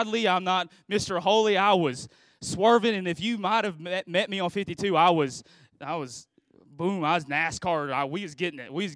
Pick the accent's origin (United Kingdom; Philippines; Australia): Philippines; I'm from the Philippines, you know, made in the Philippines